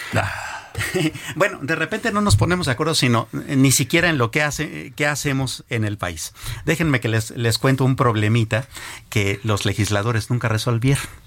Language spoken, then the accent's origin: Spanish; Mexico; no hemos sido capaces como mexicanos